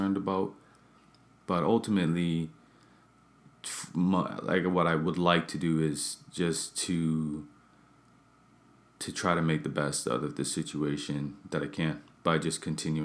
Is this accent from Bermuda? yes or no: yes; Bermuda; I'm from Bermuda, where I'm from